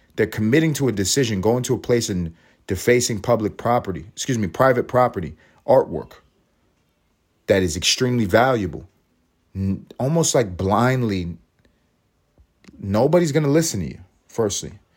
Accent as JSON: {"language": "English", "country": "United States", "said": "As an American"}